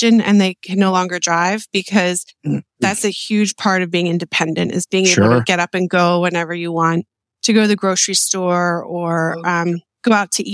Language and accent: English; Lancaster, Pennsylvania, United States; also born or lived in Millersville, Pennsylvania / Pittsburgh, Pennsylvania; I was born in Lancaster General Hospital.